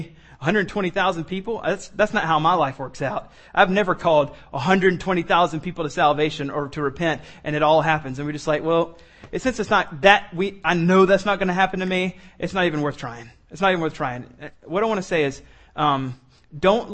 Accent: Columbia, South Carolina, United States; I grew up in Columbia, so I used to go to the home football games

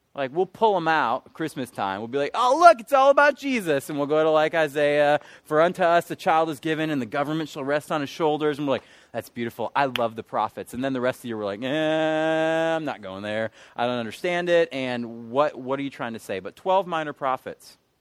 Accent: Michigan, United States; moved away as an adult; now in Charlotte, United States; I'm from Michigan

